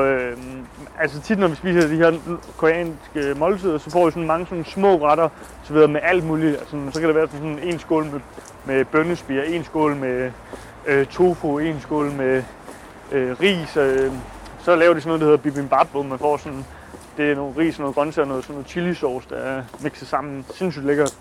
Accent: Denmark; være hjemme i Danmark og holde fast i sine egne traditioner

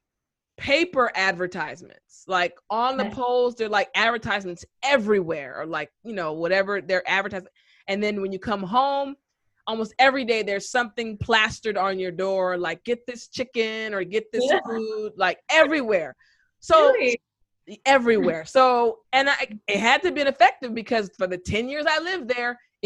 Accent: United States; also born or lived in Korea; being an American and also living in Korea

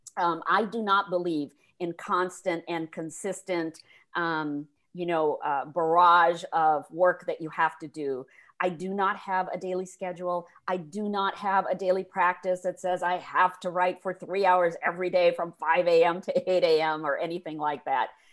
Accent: India; moved away; I grew up in India in the fifties and sixties

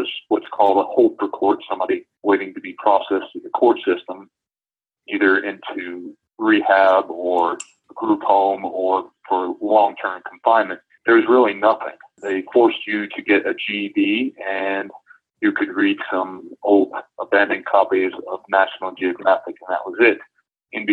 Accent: Brunswick, Maine, United States; I grew up in Brunswick, Maine

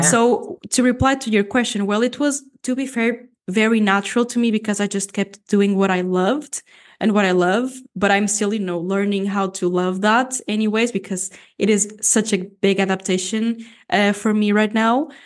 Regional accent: Portugal; first language Portuguese; English is a second language; also born or lived in Canada; Portuguese is my first language

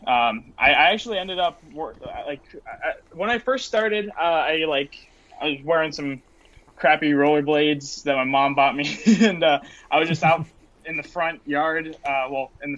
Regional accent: Las Vegas, Nevada, United States; I was born and raised in Las Vegas

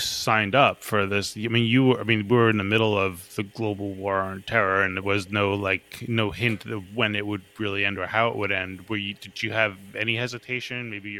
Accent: Smithtown, New York, United States; moved away; when I was growing up in Smithtown

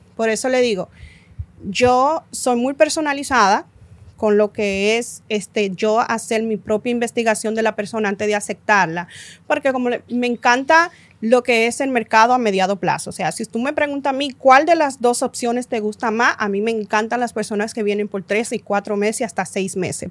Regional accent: Dominican Republic; nosotros somos dominicanas

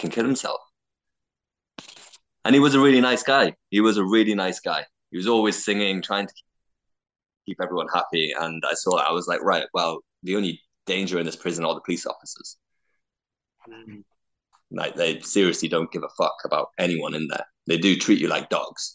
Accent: United Kingdom; I'm British and I'm white

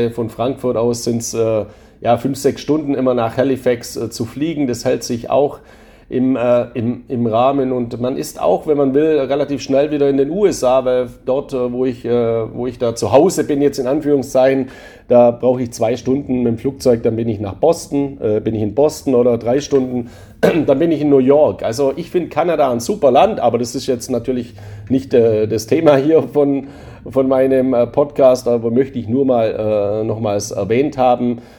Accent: Spain; Gleiches gilt natürlich für meine Heimat Spanien auch. Auch da befinde ich mich in der Europäischen Union, aber da ist für mich eben das Wichtigste die Lebensqualität.

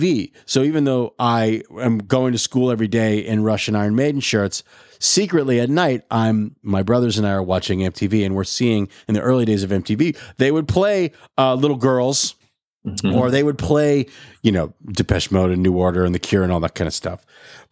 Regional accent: Albuquerque, New Mexico, United States; I grew up in Albuquerque, New Mexico.

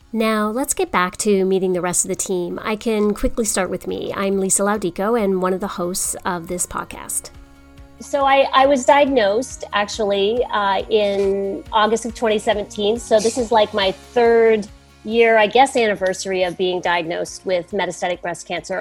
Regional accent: Canada; also born or lived in United States; I'm Canadian. That's another thing that's pretty important. I'm Canadian and American, and uh, all my family's in Canada

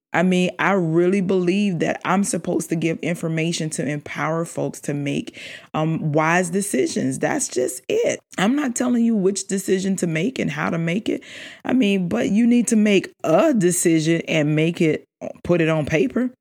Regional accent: South Carolina, United States; I'm born and raised in South Carolina

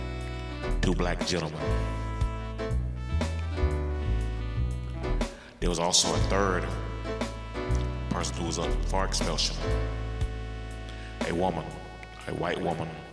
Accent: South Carolina, United States; I grew up in South Carolina, been here all my life.

